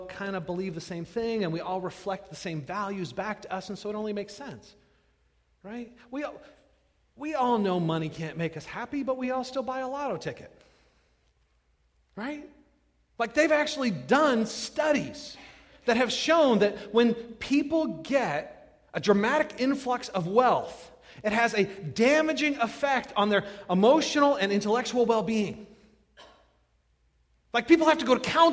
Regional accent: California, United States; moved away as an adult; now in Midwest, United States; I grew up in California, where we had the ocean.

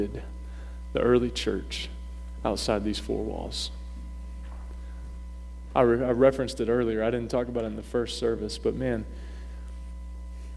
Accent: North Carolina, United States; moved away as an adult; now in Maine, United States; growing up in the South, North Kakalaki, okay, where we're baptized in sweet tea

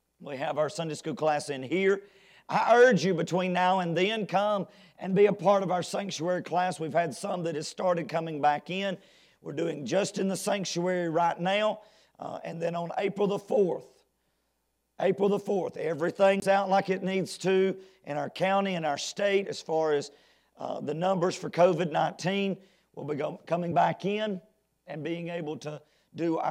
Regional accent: United States; As an American citizen

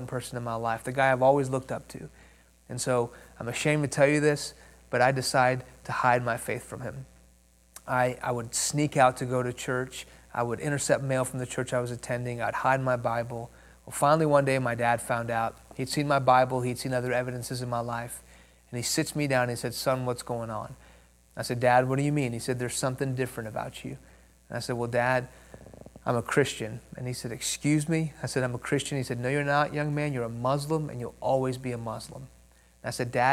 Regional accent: Houston, Texas, United States; first language Persian; English is a second language; also born or lived in Iran; I was born in Houston. When I was 2 years old, my family moved to Iran, where my parents are from. When I was 6 years old, the Islamic Revolution of the late 70s hit that country. We moved back to Houston. I didn't speak English. I spoke Farsi

